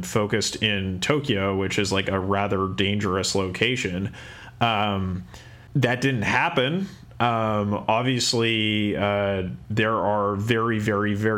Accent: Kamloops, British Columbia, Canada; my hometown of Kamloops in Canada

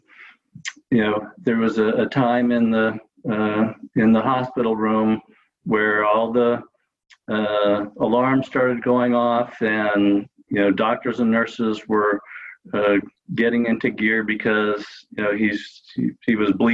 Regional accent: Los Angeles, California, United States; moved away as an adult; now in Santa Rosa, United States; I grew up in Los Angeles and spent most of my high school

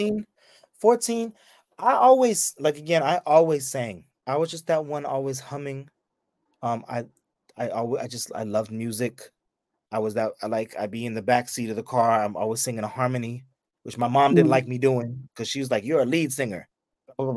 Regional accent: the Bay, California, United States; I'm from the Bay

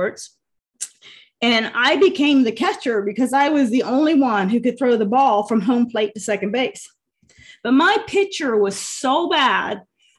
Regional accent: Ohio, United States; I'm just from Podunk, Ohio

